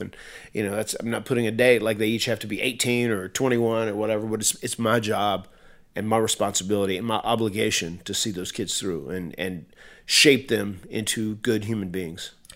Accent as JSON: {"language": "English", "region": "North Carolina", "country": "United States", "said": "I'm from North Carolina and I'm a, I'm an old, uh, old country boy."}